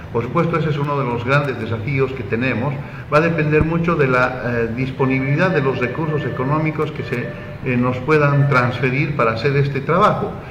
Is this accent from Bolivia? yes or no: yes; Bolivia; moved away as an adult; now in Buenos Aires, Argentina